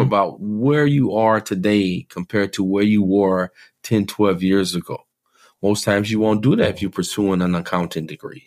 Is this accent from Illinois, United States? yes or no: no; New Iberia, Louisiana, United States; moved away; Growing up in New Iberia, Louisiana